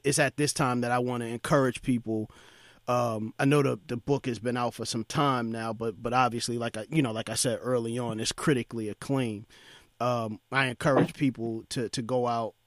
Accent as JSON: {"language": "English", "town": "New York City", "region": "New York", "country": "United States", "tie": "born or raised there", "said": "I grew up in East New York, Brooklyn."}